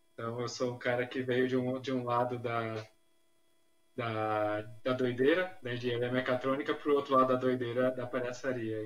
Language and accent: Portuguese; São Paulo, Brazil; eu sou nascido, na verdade, na fronteira ali, São Paulo-Guarulhos, então, sou da cidade de São Paulo.